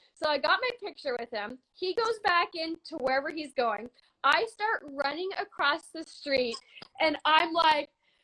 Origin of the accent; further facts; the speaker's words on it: Canada; I'm an actor from Canada